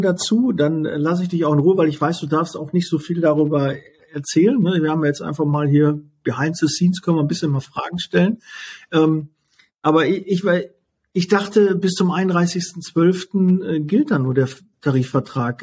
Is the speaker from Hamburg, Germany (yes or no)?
no; Ruhr area, North Rhine-Westphalia, Germany; ich komme jetzt aus dem Ruhrgebiet